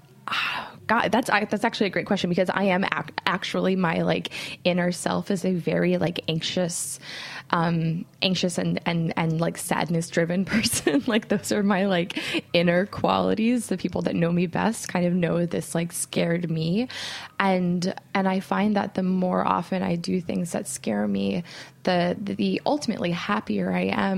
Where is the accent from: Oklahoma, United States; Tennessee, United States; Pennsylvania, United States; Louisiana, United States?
Oklahoma, United States; moved away as an adult; also born or lived in North Dakota / Kansas; now in New York, United States; I grew up mostly in Oklahoma